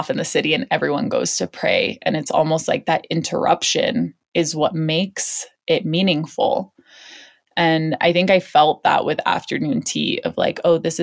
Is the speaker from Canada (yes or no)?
no; Hong Kong; moved away; I grew up in Hong Kong